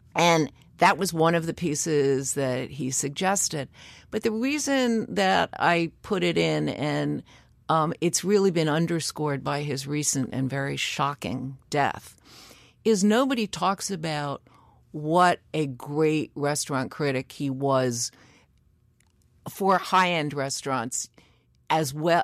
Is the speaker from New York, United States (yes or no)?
yes; New York City, New York, United States; I grew up in Greenwich Village